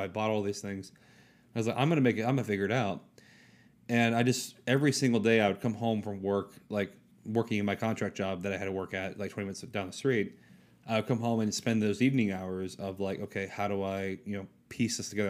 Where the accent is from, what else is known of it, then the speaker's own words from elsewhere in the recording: North Carolina, United States; moved away as an adult; also born or lived in Orlando, Florida; I was from North Carolina, small town in North Carolina